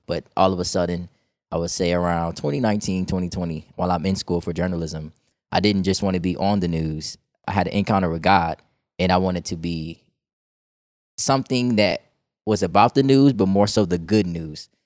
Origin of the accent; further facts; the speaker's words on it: Chicago, Illinois, United States; moved away as an adult; also born or lived in Georgia; now in Texas, United States; I'm from Chicago, Illinois, right? I lived there for most of my life